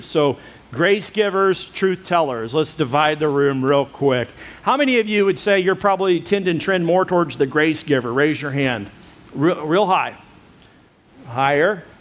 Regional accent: United States

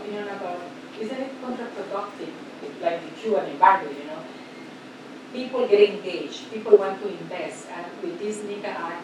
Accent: Nicaragua; I'm from Nicaragua

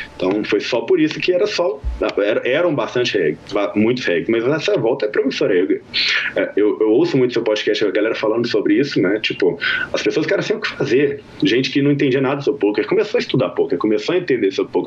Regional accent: Minas Gerais, Brazil; now in Las Vegas, United States; Eu sou mineiro

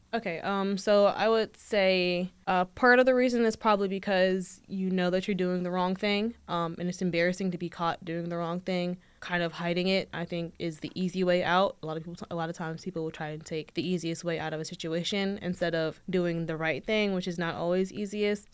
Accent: Hanover, Virginia, United States; also born or lived in Richmond, Virginia; I'm originally from, like, Hanover, so that area as well

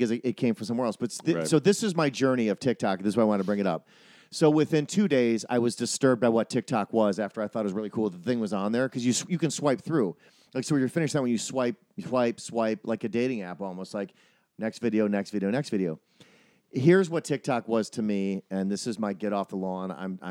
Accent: Wisconsin, United States

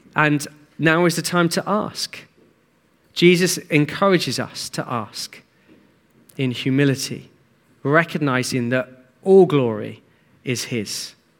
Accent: Hastings, South East England, United Kingdom; I grew up in Hastings

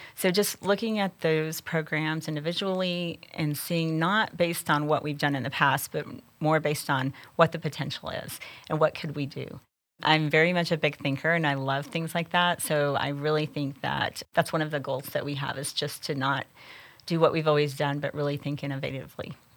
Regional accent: Amarillo, Texas, United States; I grew up here in the Texas Panhandle

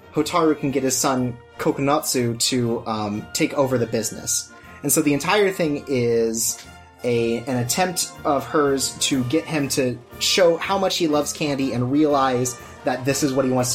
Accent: United States; me as an American

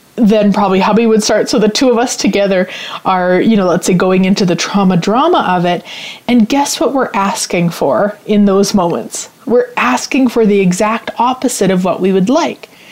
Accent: Canada; I'm Canadian, in case you don't know. A lot of people assume I'm American, but I'm actually Canadian

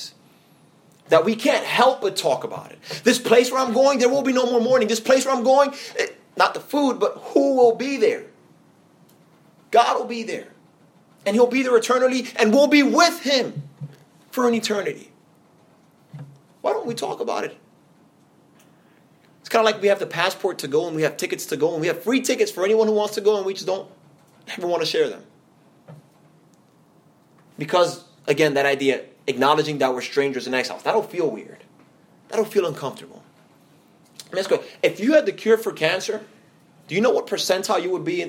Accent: New York City, New York, United States; now in Atlanta, United States; here in Atlanta, I am an outsider because I'm from New York City

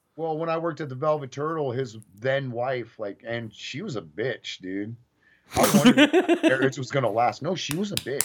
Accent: Bay Area, California, United States; growing up in the Bay Area

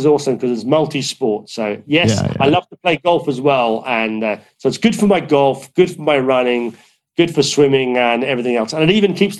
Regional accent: Ireland; But look, you know, I come from Ireland. I live in the British Isles.

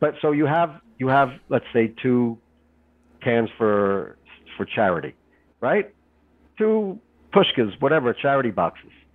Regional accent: Israel; I'm from Israel

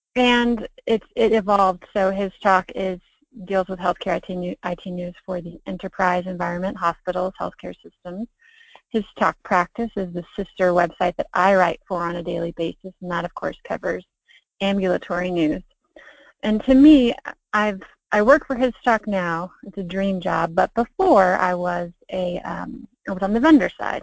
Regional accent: Snellville, Georgia, United States; also born or lived in Pensacola, Florida / Athens, Georgia; I was born in Pensacola, Florida, and I was raised in the Atlanta suburbs of Stone Mountain and Snellville.

